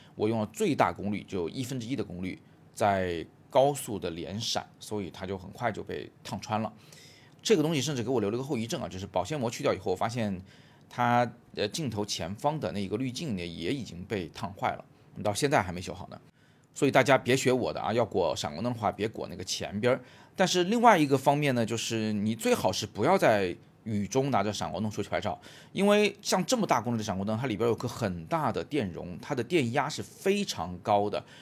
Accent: Changsha, Hunan, China; now in Beijing, China; 我成长的城市湖南长沙，还有现在我生活的城市北京

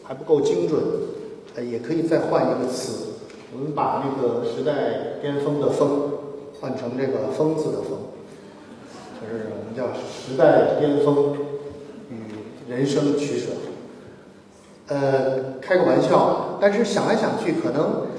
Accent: Beijing, China; 我们是小的时候在北京的那个胡同里长大的，

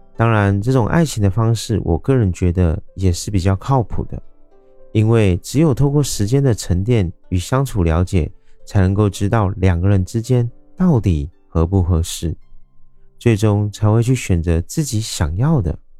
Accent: Taiwan; 我是一位来自台湾喜欢旅行与热爱交朋友的

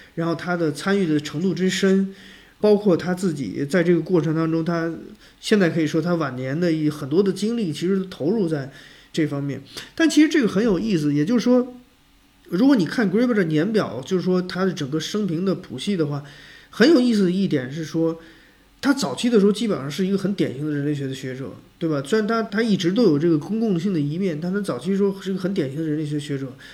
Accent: China; 我们中国人的生存经历

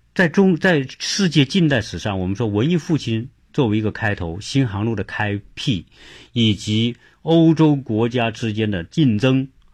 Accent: China; moved away as an adult; also born or lived in Zhuhai; now in United States; 我们中国人喜喜欢玩小聪明

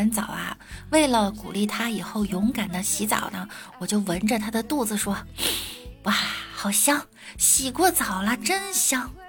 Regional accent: Beijing, China; 虽然我是一个北京人。

